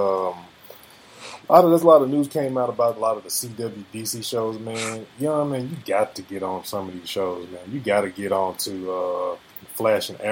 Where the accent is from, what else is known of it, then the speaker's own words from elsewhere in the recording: the South, United States; I'm from the South